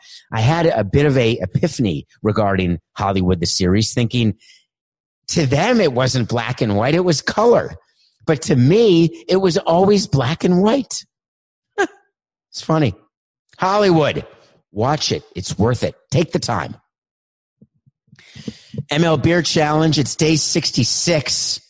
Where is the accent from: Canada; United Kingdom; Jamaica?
Canada; Montreal, Quebec; now in Florida, United States; I inherited an assistant in 2002 when I came from Montreal to Florida